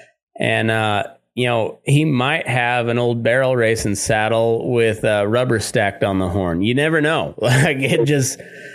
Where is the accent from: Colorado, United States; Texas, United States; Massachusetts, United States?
Texas, United States; except they just have a different tradition than the folks where we grew up in Texas in particular. And then like, and up in towards, to where I grew up in the Great Plains area